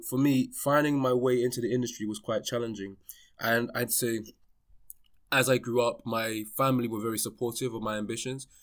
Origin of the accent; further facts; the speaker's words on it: London, United Kingdom; born and raised in London, um, you know, I lived in London my whole life, more towards West London